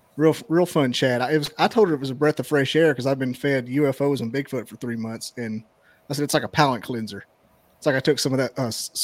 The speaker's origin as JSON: {"language": "English", "town": "Scottsboro", "region": "Alabama", "country": "United States", "tie": "born or raised there", "said": "So I started off with friends from back home, because I'm from Scottsboro. So I had just small towns. Everybody knew everybody."}